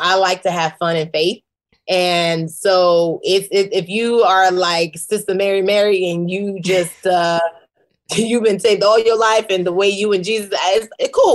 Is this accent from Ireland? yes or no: no; Nigeria; I'm a Nigerian woman